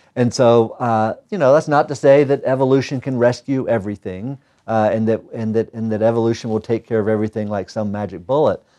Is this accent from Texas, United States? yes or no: no; North Carolina, United States; moved away as an adult; also born or lived in Utah / Michigan / Santa Cruz, California / Idaho; now in Missoula, United States; back east where I grew up in North Carolina